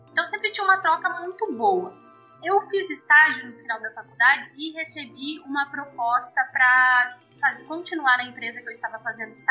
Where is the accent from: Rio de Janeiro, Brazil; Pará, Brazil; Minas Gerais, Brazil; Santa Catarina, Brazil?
Santa Catarina, Brazil; São Miguel do Oeste; moved away as an adult; also born or lived in Xanxerê / Curitiba; Eu sou de uma cidade do interior de Santa Catarina, muito do interior de Santa Catarina, e eu cresci com os meus avós, né, parte significativa da infância, no meio do mato, praticamente.